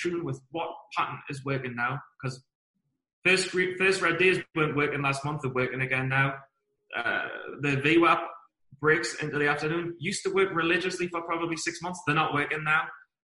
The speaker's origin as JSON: {"language": "English", "town": "Newcastle upon Tyne", "region": "North East England", "country": "United Kingdom", "said": "I'm from Newcastle"}